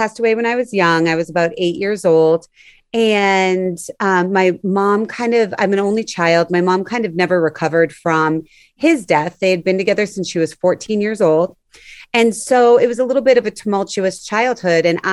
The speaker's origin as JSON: {"language": "English", "town": "Orleans", "region": "Massachusetts", "country": "United States", "tie": "born or raised there", "said": "I grew up on Cape Cod"}